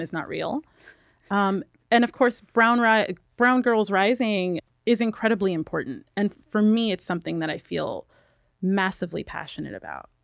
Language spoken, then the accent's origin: English; New York, United States; now in Los Angeles, United States; I'm from New York